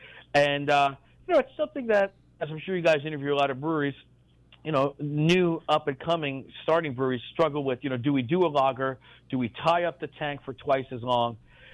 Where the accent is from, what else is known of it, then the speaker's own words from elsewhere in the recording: New York City, New York, United States; I grew up in New York City, lived in four of the five boroughs.